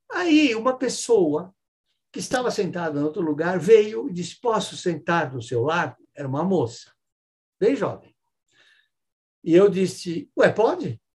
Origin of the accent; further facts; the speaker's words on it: São Paulo, Brazil; E São Paulo, sou de São Paulo.